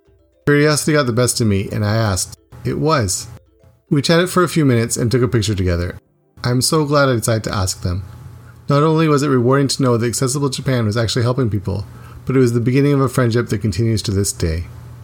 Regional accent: Canada; Though he is from Greece and I'm from Canada

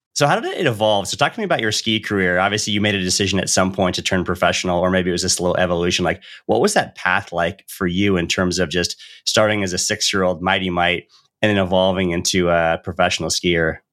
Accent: Northern California near Lake Tahoe, United States; growing up in Northern California near Lake Tahoe

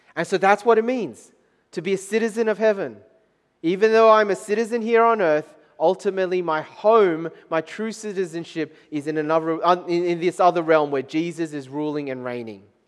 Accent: Taiwan; moved away; in Taiwan, country of my, my home country

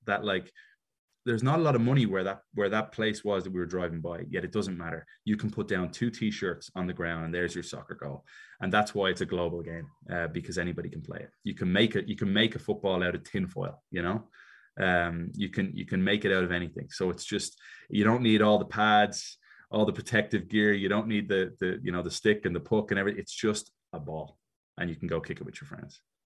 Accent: Dublin, Leinster, Ireland; moved away as an adult; also born or lived in Chicago, United States / Miami, United States; now in Atlanta, United States; I was always quite American as a kid growing up in Ireland because my mother's from Chicago.

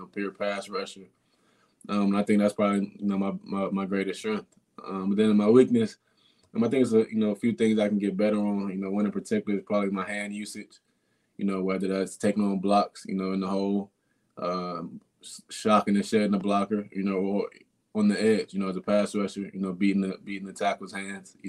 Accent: Maryland, United States; I'm from Maryland. My family's in the middle of a snowstorm right now

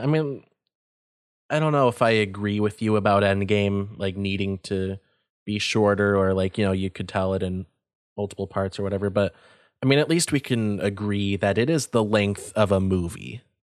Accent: United States; As an American

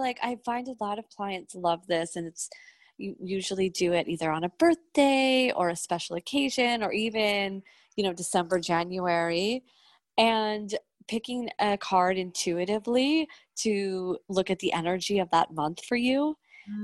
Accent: Jersey Shore, New Jersey, United States; now in New York, United States; I'm from the Jersey Shore.

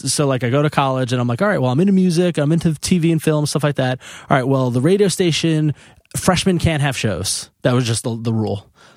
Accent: New York, United States; I grew up on Long Island

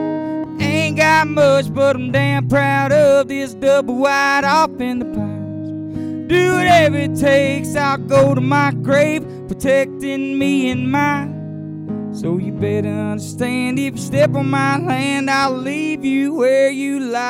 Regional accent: Louisiana, United States; moved away; I'm from Louisiana originally. Louisiana? Hell yeah. Yeah, I grew up out there, out there on the Texas line. I was the only one from my area that in my family that was born in Louisiana.

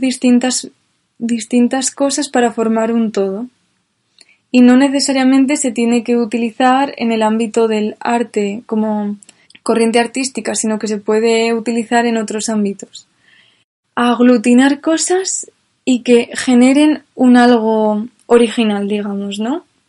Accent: Spain; yo como soy española

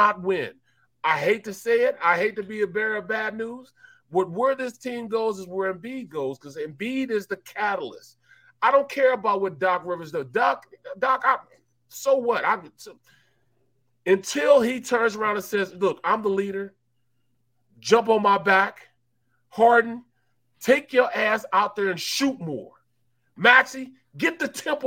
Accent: St. Louis, Missouri, United States; I'm from St. Louis

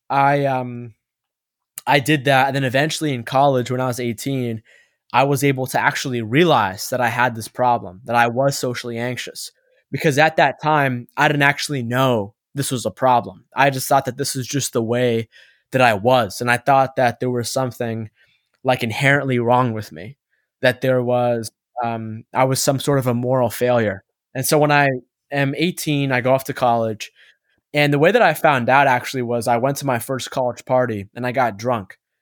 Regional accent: East Coast of the United States, United States; also born or lived in Egypt (ancestry); I was born on the East Coast of the United States.

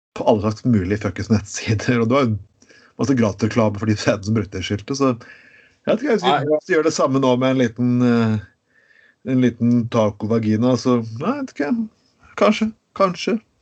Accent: Norway; der jeg kommer fra i Grema

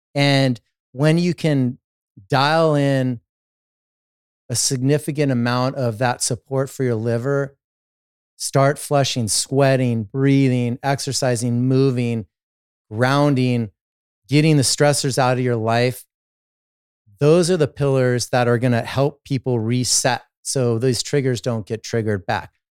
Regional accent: Los Angeles, California, United States; I started as an athlete growing up in Southern California, Los Angeles

